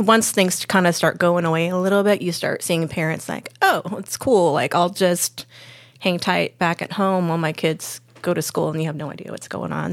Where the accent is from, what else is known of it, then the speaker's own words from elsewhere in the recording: Lakewood, California, United States; now in San Diego, United States; I grew up in Lakewood